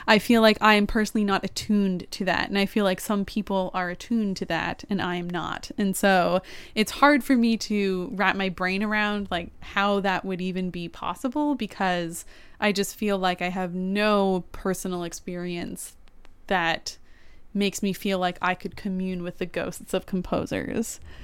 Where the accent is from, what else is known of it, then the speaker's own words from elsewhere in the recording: Canada; I am a Canadian